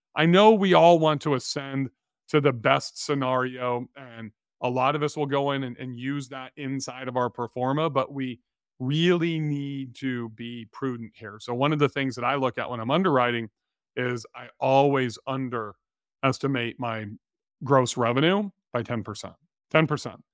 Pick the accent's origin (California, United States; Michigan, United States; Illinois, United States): California, United States; moved away; we grew up in California